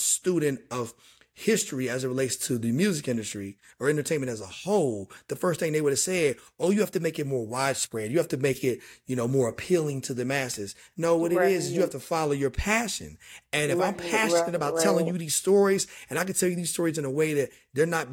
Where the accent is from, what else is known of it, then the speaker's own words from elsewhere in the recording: Dunbar, West Virginia, United States; moved away as an adult; also born or lived in Charleston, West Virginia; born in Charleston, raised in Dunbar, just outside of Charleston